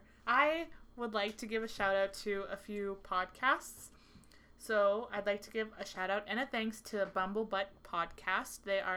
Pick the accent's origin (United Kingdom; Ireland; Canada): Canada; also born or lived in Houston, United States; I was born in Houston. And then I said, yeah, I guess, but if I were to go back to Texas right now, they'd be like hell, you're Texan. They'd be like, you're Canadian